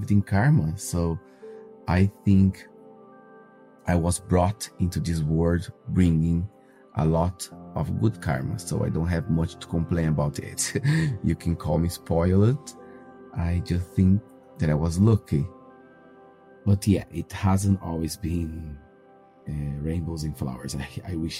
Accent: Brazil; moved away; I am 32 and I'm from Brazil.

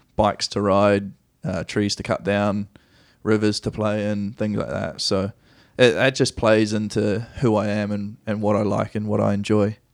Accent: Nelson, New Zealand; moved away as an adult; also born or lived in Christchurch, New Zealand / Wellington, New Zealand / Dunedin, New Zealand / Melbourne, Australia; now in United States; Mum was in, in Nelson, which is my hometown, or, which is our hometown now

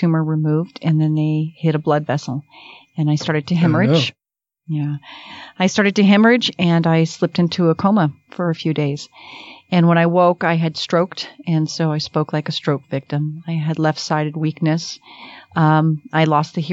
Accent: Miami, Florida, United States; moved away as an adult; now in Utah, United States; I'm from Miami

